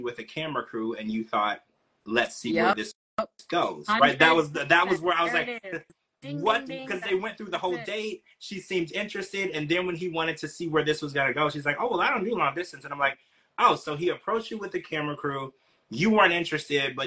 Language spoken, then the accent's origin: English; Louisiana, United States; I grew up in Louisiana